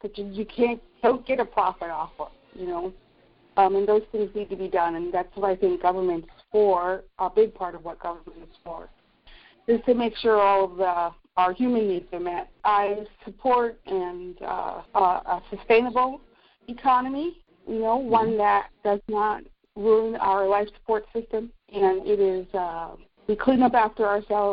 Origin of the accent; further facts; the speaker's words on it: United States; moved away as an adult; also born or lived in Brooklyn, New York / Port Townsend, Washington / Ironton, Ohio; now in North Carolina, United States; I was born in Brooklyn. I grew up where New Jersey, Pennsylvania, and New York State meet.